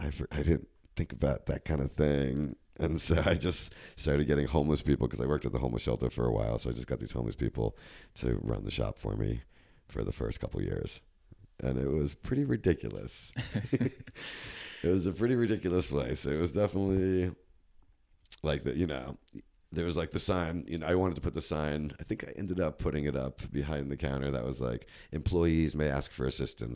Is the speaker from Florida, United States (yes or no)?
no; New Jersey, United States; Up in Jersey.